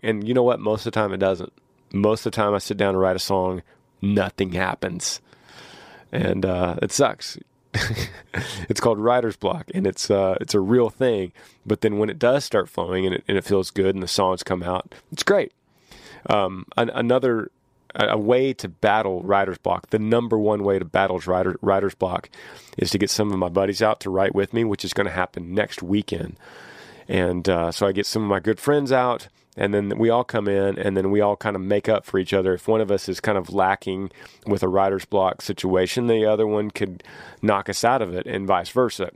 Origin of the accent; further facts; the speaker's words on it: Austin, Texas, United States; we're from Austin, Texas